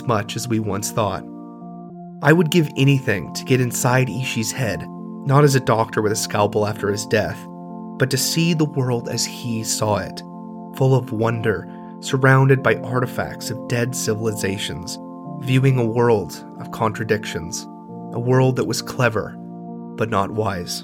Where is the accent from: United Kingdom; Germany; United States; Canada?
United States; California; I grew up in California, and in grade school when we were learning about California history